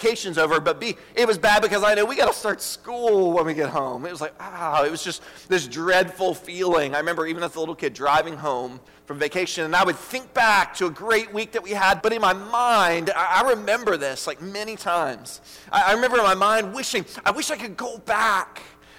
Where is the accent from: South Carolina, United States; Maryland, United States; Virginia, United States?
Virginia, United States; Richmond; I grew up in Richmond